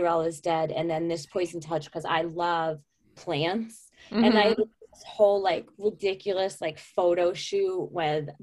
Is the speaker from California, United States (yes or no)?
no; upstate New York, United States; upstate New York, which is incidentally where I'm from in real life